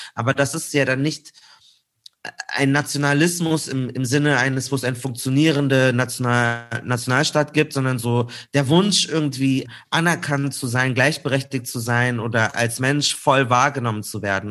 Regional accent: Munich, Bavaria, Germany; bei uns in München

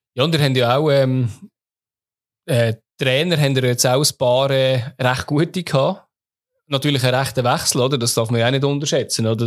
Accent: Lucerne, Switzerland; Als Luzerner

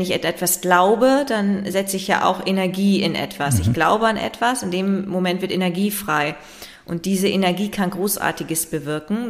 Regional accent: Leer, Lower Saxony, Germany; now in Hamburg, Germany; Tatsächlich lebe ich in Hamburg. Ich bin in Leer geboren

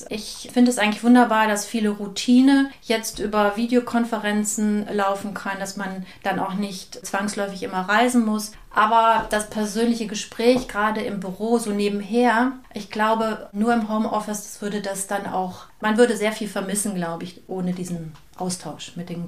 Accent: Rhineland, Germany; Ich bin gebürtige Rheinländerin, wie meine Mutter sagen würde, mit oberschlesischen Wurzeln.

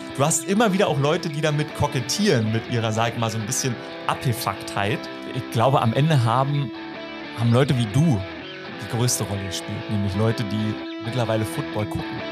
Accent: about 20 km from Berlin, Brandenburg, Germany; accent: Berlin dialect; gerade bei so einem Ossi. Also ich bin äh, aus Brandenburg so ja, äh, ein Stück weg von Berlin, so 20 Kilometer

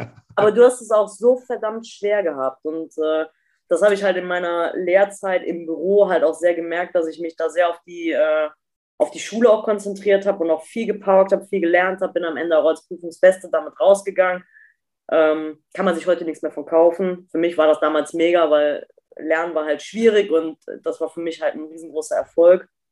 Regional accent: Eifel, near Bad Münstereifel, North Rhine-Westphalia, Germany; also born or lived in Duisburg; aus dem Dorf raus, wo ich groß geworden

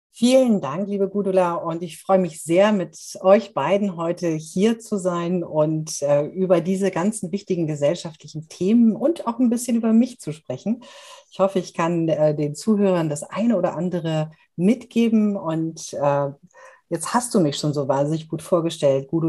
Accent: Munich, Bavaria, Germany; born there; accent: Bavarian; bin gebürtige Münchnerin, das hört man vielleicht nicht ganz so stark, aber äh, wenn ich mit meiner bayerischen Freundin äh, Julia Knorr, ähm, die ich auch heute Abend noch treffe, ähm, rede, dann verfalle ich immer wieder in so einen leicht bayerischen Singsang.

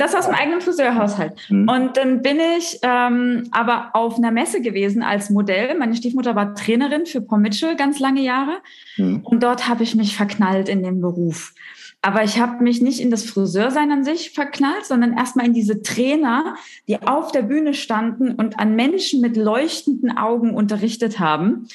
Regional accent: Thuringia, Germany; ich bin gebürtig aus Thüringen. Das heißt, die, die Ost-Connection geht hier durch

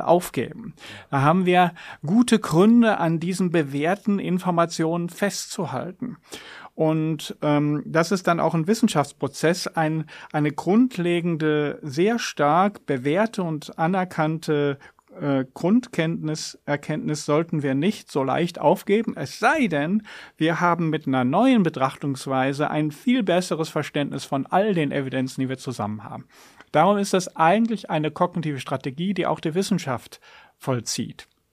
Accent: Germany; moved away; Ich bin in der Jugend in der Eifel aufgewachsen

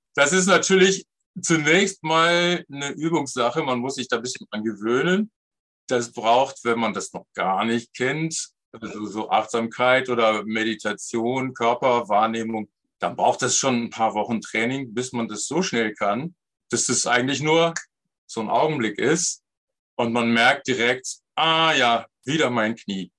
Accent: Bergisches Land, North Rhine-Westphalia, Germany; also born or lived in Cologne; ich wohnte damals im Bergischen Land

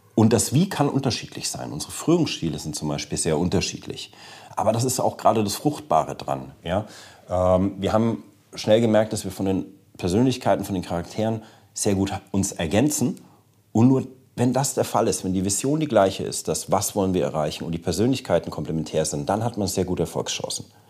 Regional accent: Germany; selber als Deutscher

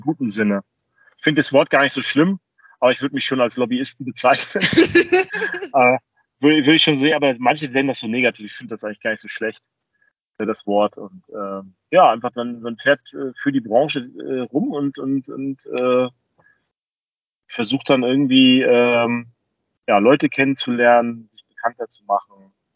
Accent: Rostock, Mecklenburg-Vorpommern, Germany; in meiner Heimatstadt Rostock

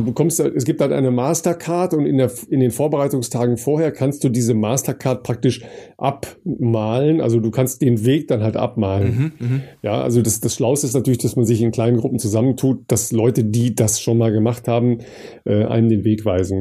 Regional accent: Dorsten, North Rhine-Westphalia, Germany; meine Heimat in Dorsten

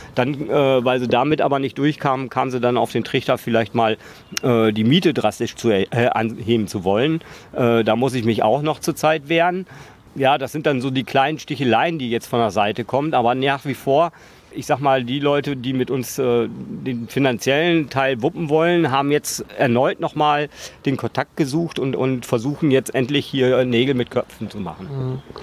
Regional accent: Emsland, Lower Saxony, Germany; now in Berlin, Germany; ich komme aus dem Emsland eigentlich, gebürtig

